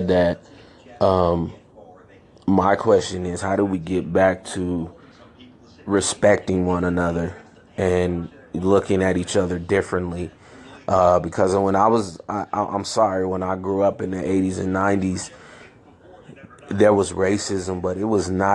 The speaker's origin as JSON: {"language": "English", "town": "San Francisco", "region": "California", "country": "United States", "tie": "born or raised there", "also_born_or_lived": "Chicago, Illinois"}